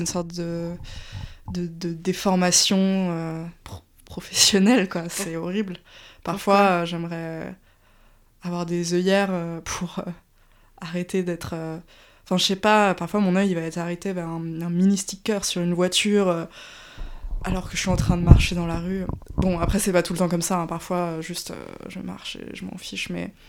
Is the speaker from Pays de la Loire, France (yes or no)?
no; Paris, Île-de-France, France; also born or lived in Strasbourg; je suis née à Paris et ça fait du coup 30 ans que j'y vis, sauf mon temps à Strasbourg